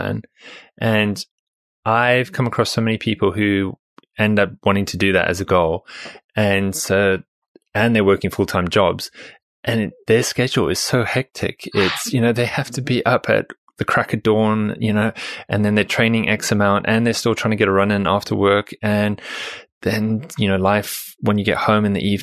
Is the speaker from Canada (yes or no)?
no; South Africa; moved away; I'm originally from South Africa